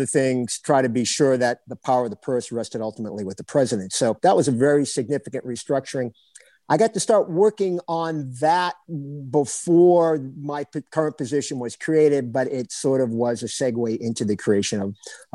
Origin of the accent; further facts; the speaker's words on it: Biddeford, Maine, United States; moved away as an adult; also born or lived in Notre Dame, Indiana / Lawrence, Kansas; growing up in Biddeford, Maine